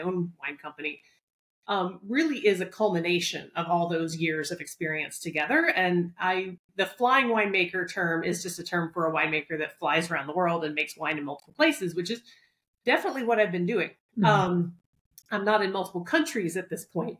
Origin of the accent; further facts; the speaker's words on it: Southeast, United States; now in New York, United States; I grew up in the Southeast